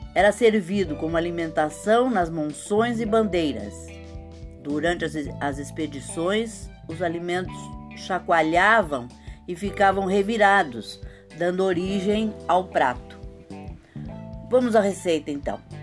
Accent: São Paulo, Brazil; São Paulo, minha cidade natal. Sou paulistana com muito orgulho

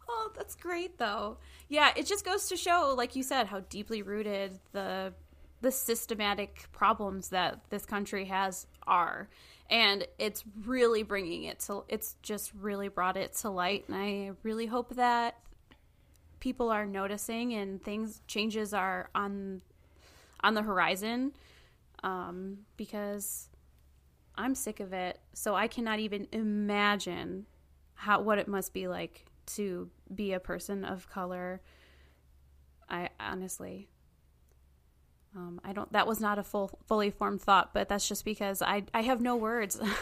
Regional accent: Michigan, United States; I'm from Michigan

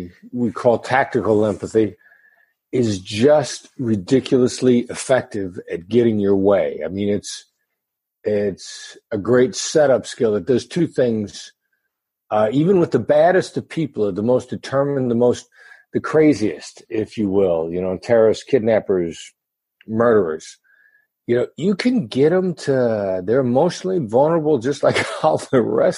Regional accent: Mount Pleasant, Iowa, United States; moved away as an adult; also born or lived in Kansas City, Missouri / New York City; I grew up in Iowa, small town Iowa boy, son of Richard and Joyce

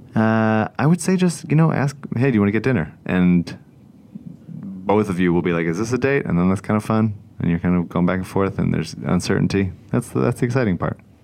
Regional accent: Newtown, Pennsylvania, United States; I'm from Bucks County, but my parents now live in Montgomery County

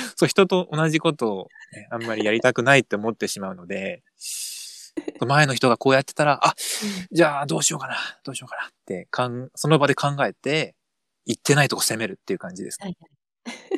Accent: Kansai, Japan; accent: Kansai-ben; 出身は関西

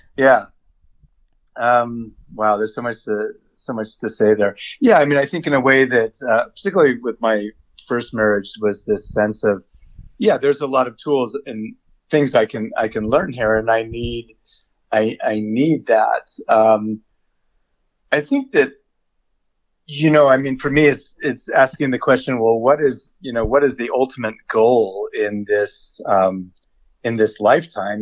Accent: United States; I'm a white male, so I'm already American

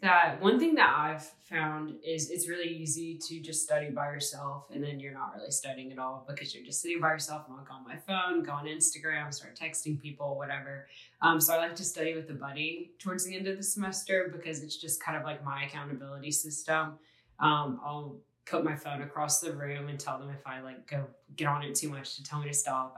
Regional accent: Ocean Springs, Mississippi, United States; I'm a senior from Ocean Springs, Mississippi

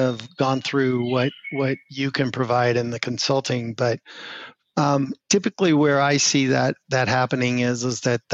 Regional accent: Denver, Colorado, United States; we grew up in Denver, Colorado, and I have not really left the state of Colorado to live for ever

